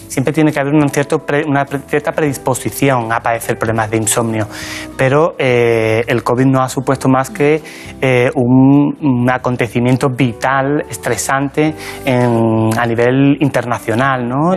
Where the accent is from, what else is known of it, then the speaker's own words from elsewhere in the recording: La Barca de la Florida, Andalusia, Spain; moved away as an adult; now in Madrid, Spain; Yo nací en un pueblecito pequeño de la provincia de Cádiz que se llama La Barca de la Florida